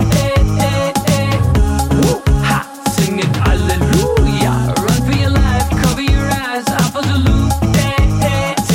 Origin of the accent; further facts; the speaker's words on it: Versailles, Île-de-France, France; English is a second language; We grew up in Versailles